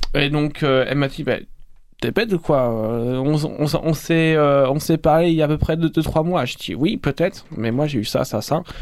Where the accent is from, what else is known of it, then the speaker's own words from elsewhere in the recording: Rouen, Normandy, France; moved away as an adult; now in Montpellier, France; Je viens du Nord, je viens de Rouen, donc en Haute-Normandie.